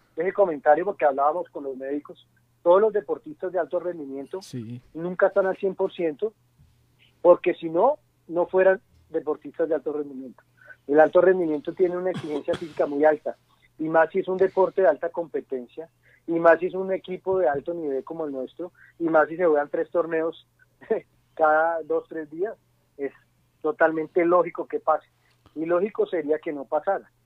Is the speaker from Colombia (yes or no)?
yes; Colombia; Nosotros en Colombia tenemos una cultura muy arraigada